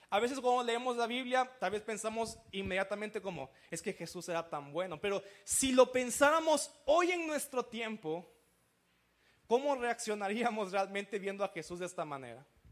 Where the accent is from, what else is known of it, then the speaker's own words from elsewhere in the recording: Veracruz, Mexico; Yo soy de Veracruz, soy costeño también, como camarón en las mañanas y todo eso